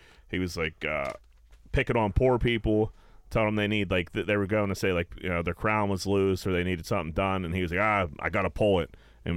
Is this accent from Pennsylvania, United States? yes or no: yes; Pittsburgh, Pennsylvania, United States; accent: Pittsburgh